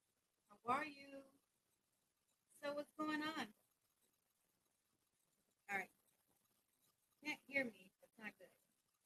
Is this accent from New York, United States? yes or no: yes; New York City, New York, United States; also born or lived in Brooklyn, New York; I live in the Bronx. I was born in Brooklyn, raised in Washington Heights